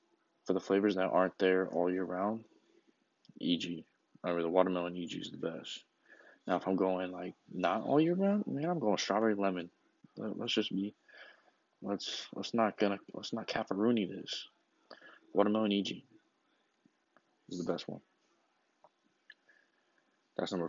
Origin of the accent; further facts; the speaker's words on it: Tucson, Arizona, United States; my hometown, home city, Tucson